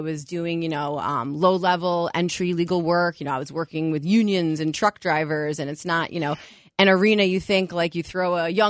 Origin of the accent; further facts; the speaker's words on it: Westchester, New York, United States; also born or lived in Cleveland, Ohio; I grew up in Westchester